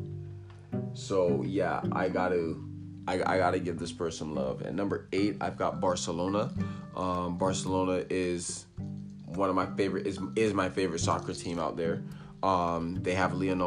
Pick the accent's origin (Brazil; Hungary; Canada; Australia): Canada; As Canadian